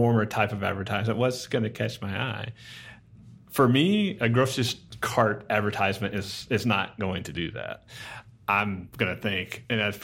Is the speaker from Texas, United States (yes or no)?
yes; Garland, Texas, United States; we grew up in Garland